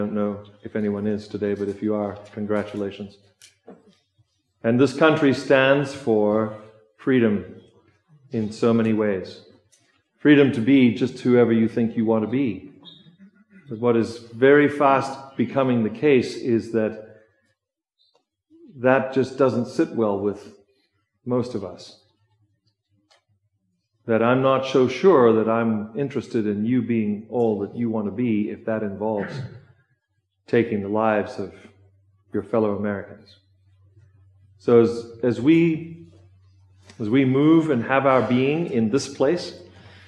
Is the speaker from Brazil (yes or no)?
no; South Africa; now in United States; I come from South Africa, so I'm on the list. I'm on the list right now of being born in a country that might not measure up in some people's minds